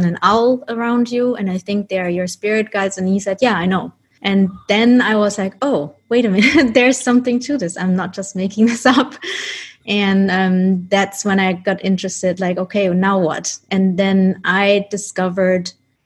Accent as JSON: {"language": "English", "country": "Germany", "tie": "born or raised there", "also_born_or_lived": "Colombia", "said": "I was adopted when I was a baby by my parents who are Dutch, and then I grew up in Germany"}